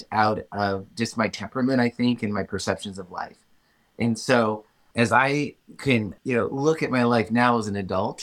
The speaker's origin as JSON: {"language": "English", "region": "Illinois", "country": "United States", "tie": "born or raised there", "said": "I am a Midwest-born farm kid. That's where I grew up. I grew up in Illinois on a farm"}